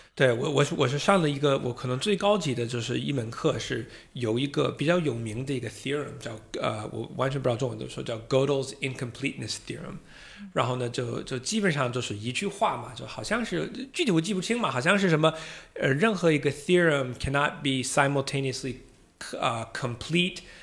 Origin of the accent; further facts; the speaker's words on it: United States; accent: Boston or American; Chinese is a second language; moved away as an adult; also born or lived in Beijing, China; now in Shanghai, China; 我是土生土长的美国人呢，啊，也是中国女婿，老婆是来自湖北